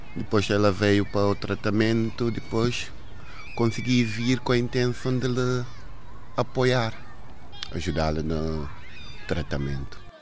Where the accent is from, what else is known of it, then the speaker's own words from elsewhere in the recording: Guinea-Bissau; moved away; A minha infância na Guiné foi feliz